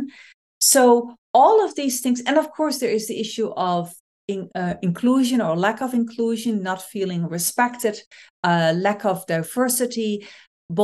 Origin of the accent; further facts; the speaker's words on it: Netherlands; moved away as an adult; also born or lived in Cambodia; now in United States; I was born in the Netherlands and I lived there for the first 30 years.